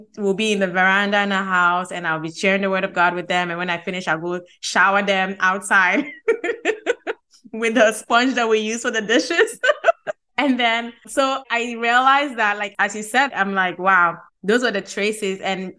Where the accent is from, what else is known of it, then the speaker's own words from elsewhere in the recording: Ghana; I'm Ghanaian.